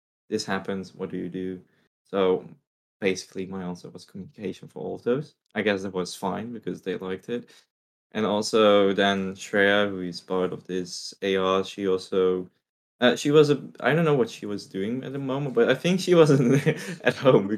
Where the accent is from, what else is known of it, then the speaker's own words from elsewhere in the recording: Netherlands; also born or lived in Russia; I am not from Asia at all. I'm a very European guy. I came from the Netherlands. I came from Russia. Well, I'm Russian and Dutch, so there's no Asia in me.